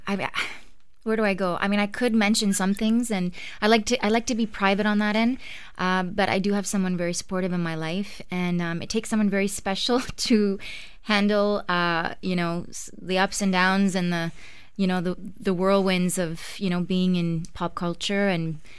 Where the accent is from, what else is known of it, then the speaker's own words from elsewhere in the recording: Ottawa, Ontario, Canada; moved away as an adult; now in Toronto, Canada; I grew up in Ottawa, uh, big fat Greek family